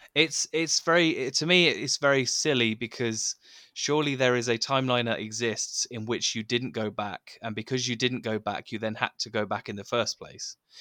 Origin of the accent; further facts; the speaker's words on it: United Kingdom; I'm, I'm British